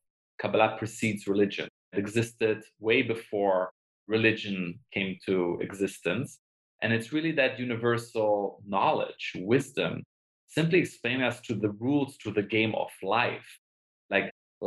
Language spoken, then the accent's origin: English; Germany; moved away as an adult; also born or lived in Israel / London, United Kingdom; now in Los Angeles, United States; I was born in Israel, grew up in Germany